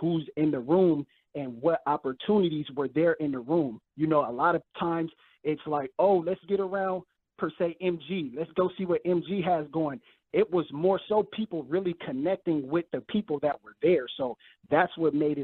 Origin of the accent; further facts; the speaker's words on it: California, United States; moved away as an adult; now in Houston, United States; I'm originally from California, so me being, I moved out here about a year ago